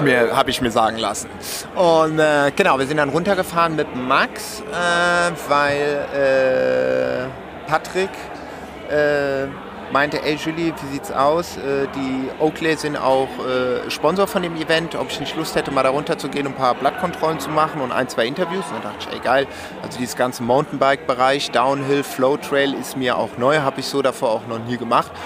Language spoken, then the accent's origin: German; Romandy, Switzerland; ich bin ja auch äh, Schweizer, gebürtiger Schweizer, aber Suisse Roman, also wo man Französisch spricht